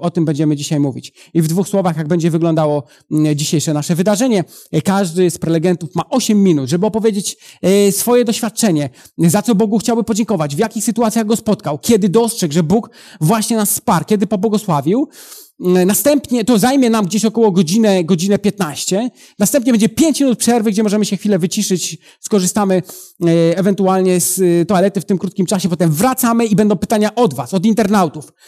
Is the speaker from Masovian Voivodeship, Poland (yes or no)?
yes; Przysucha, Masovian Voivodeship, Poland; also born or lived in Italy; now in Łódź, Poland; ja pochodzę z Podradomia, z takiej małej miejscowości Przysłucha, ale teraz e, na co dzień mieszkam w Łodzi